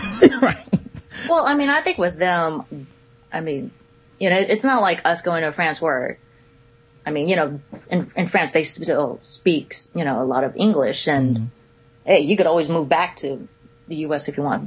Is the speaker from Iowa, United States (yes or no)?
no; Richmond, California, United States; now in Florida, United States; I'm from the Bay Area in Cali